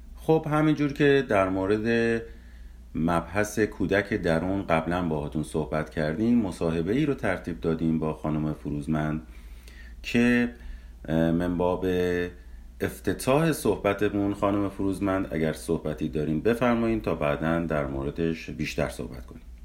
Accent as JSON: {"language": "Persian", "country": "Iran", "tie": "born or raised there", "moved": "yes", "lives_now": "United States", "said": "به ایران سفر کردیم به محله های دوران کودکیمون بریم"}